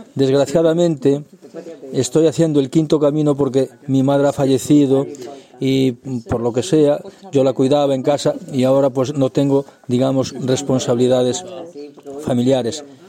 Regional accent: Andorra; yo soy de Andorra

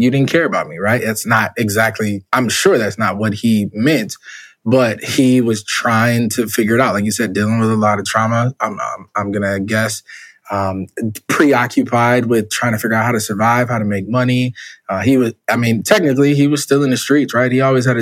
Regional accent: Minneapolis, Minnesota, United States; also born or lived in Jackson, Mississippi; I was born in Jackson, Mississippi. My mother came to Minnesota when I was very young. I don't even remember. I was a baby.

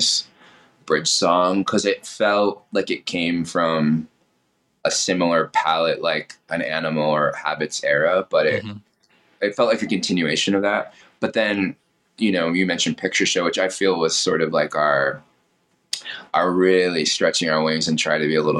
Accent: Temecula, California, United States; LA was always my backyard growing up in Temecula

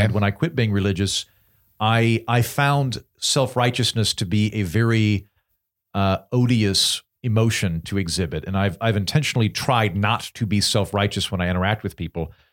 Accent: United States; being an American

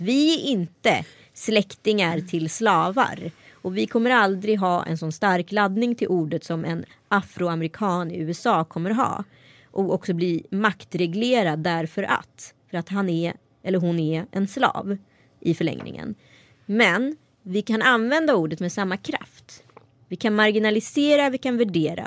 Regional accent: Strömstad, Västra Götaland, Sweden; att jag var en bra neger i Strömstad

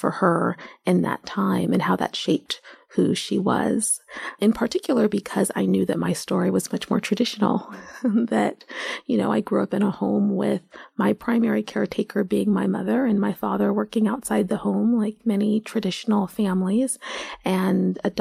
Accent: Seattle, Pacific Northwest, United States; moved away as an adult; now in New York, United States; I'm from the Pacific Northwest, most recently from Seattle.

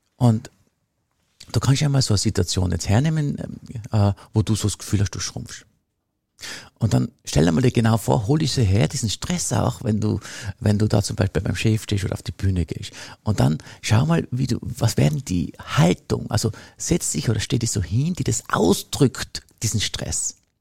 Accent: Tyrol, Austria; Bei uns in Tirol

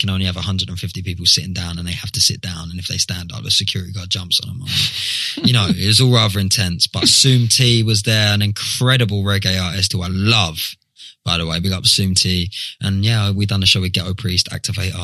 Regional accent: Southend-on-Sea, East of England, United Kingdom; it was all coming from my hometown Southend

